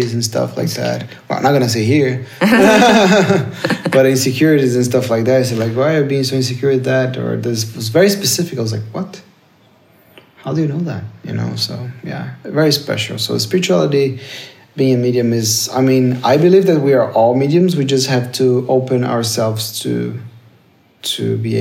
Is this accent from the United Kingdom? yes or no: no; Brazil; I come from Brazil